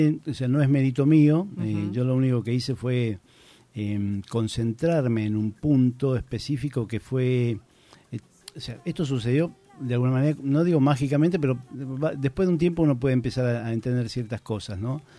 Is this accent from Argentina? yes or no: yes; Buenos Aires, Argentina; moved away as an adult; now in Santiago del Estero, Argentina; yo me crié en Buenos Aires y me eduqué con otras culturas de alimentos